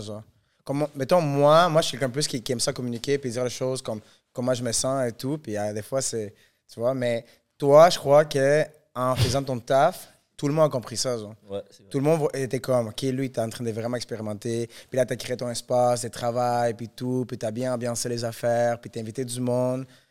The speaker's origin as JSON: {"language": "French", "country": "Venezuela", "moved": "yes", "lives_now": "Montreal, Canada", "said": "je viens du Venezuela"}